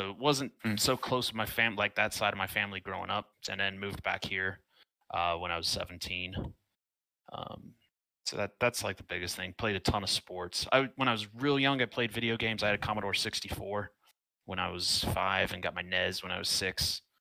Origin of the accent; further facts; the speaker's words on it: Georgia, United States; No, I I claim Georgia as my home state